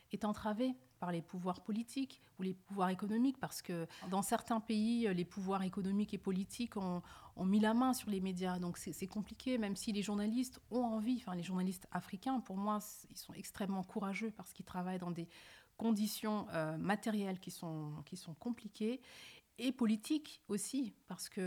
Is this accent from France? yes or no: yes; France; born there; also born or lived in Senegal / Mali / Gambia; Oui, je suis né née en France. D'accord. J'ai passé une partie de mon enfance entre le Sénégal, le Mali et la Gambie.